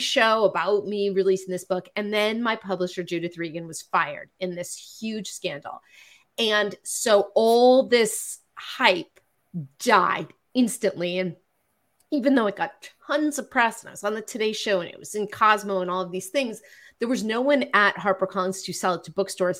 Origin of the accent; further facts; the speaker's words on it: Marin County, California, United States; now in Los Angeles, United States; I'm a Jew from Marin County who's been in therapy since I was 16